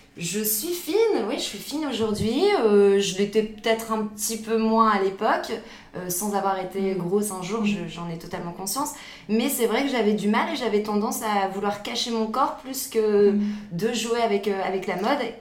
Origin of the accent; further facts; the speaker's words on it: the North, Hauts-de-France, France; moved away as an adult; now in Paris, France; on vient du Nord, c'est ça. On a, on a quitté le Nord euh, pour des raisons personnelles il y a un peu plus de deux ans.